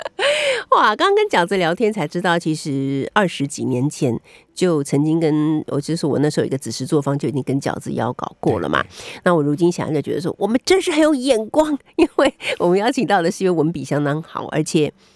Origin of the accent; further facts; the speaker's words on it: Taiwan; 我们台湾人